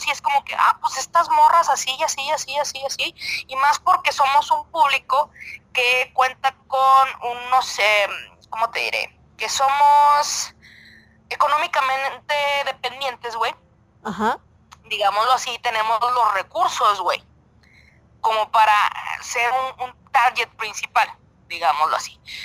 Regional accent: Mexico; somos los mexicanos

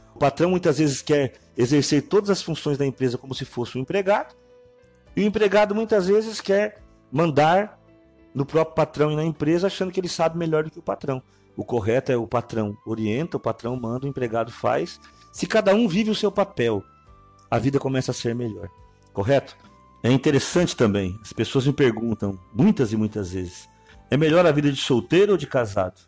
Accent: Brazil; Nós que somos aqui do Brasil

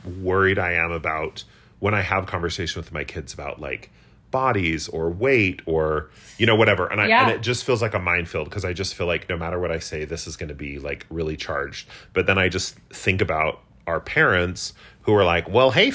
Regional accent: United States; a queer kid growing up in America

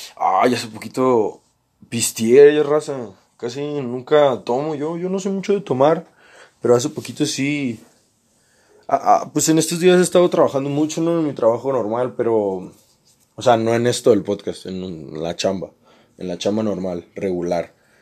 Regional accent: Mazatlán, Sinaloa, Mexico; yo también soy de Sinaloa. Pero él no era de la misma ciudad que yo. Él era de Los Mochis y yo soy de Mazatlán

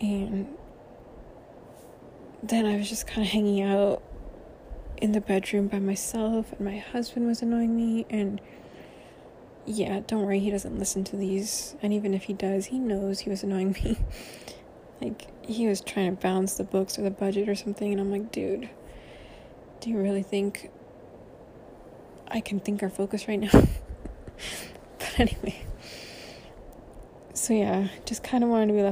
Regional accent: Central Valley, California, United States; now in Southern California, United States; I did not grow up in Southern California. I grew up in the Central Valley, where there are no earthquakes

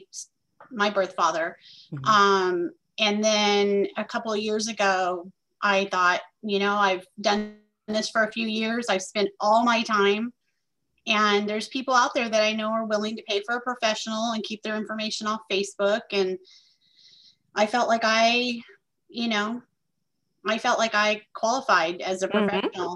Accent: Tulare, California, United States; also born or lived in Florida; now in Martinez, United States; I was born in Florida, but I grew up in California in the Central Valley

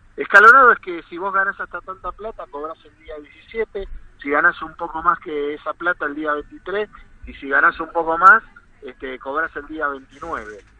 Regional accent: El Bolsón, Río Negro, Argentina; desde mi terruño, están ustedes, yo soy de allá

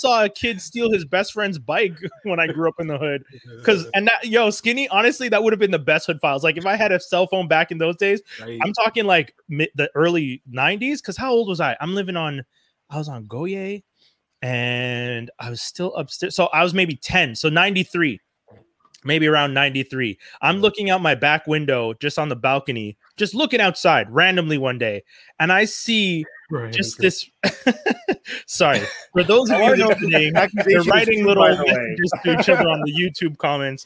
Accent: Montreal, Quebec, Canada; growing up in Cote d'Neige

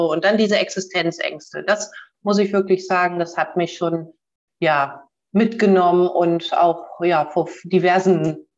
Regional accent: Bremen, Germany; born there; ich bin Nord, Nord, Norddeutsch, ähm, aber ich kann dir nicht genau sagen, was meine Heimat ist. Ich kann dir sagen, es ist Hamburg, aber hier komme ich nicht her. Ich bin in Bremen geboren

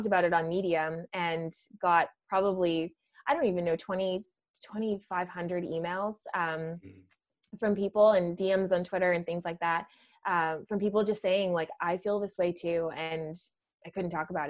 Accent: Ottawa Valley, Ontario, Canada; I grew up in the Ottawa Valley, you know, I grew up in a blue collar town

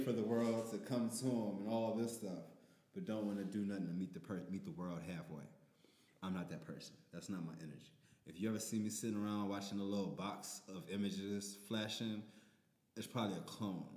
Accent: New Orleans, Louisiana, United States; I'm from New Orleans

